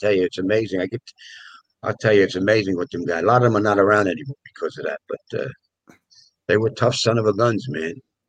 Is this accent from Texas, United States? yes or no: no; New York City, New York, United States; also born or lived in Parkchester, Bronx / Throgs Neck, Bronx; I grew up in the South Bronx. So I lived on Brook Avenue on 44th Street.